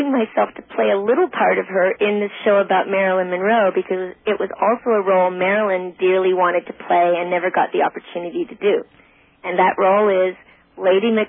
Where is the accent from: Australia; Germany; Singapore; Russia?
Australia; I, I think partly because I am Australian, I seem American because we're like kind of like cowboys too in Australia.